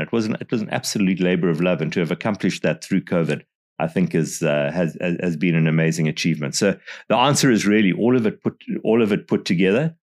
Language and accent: English; Botswana; you know, I'm from Botswana, and they'd say, well, where is that?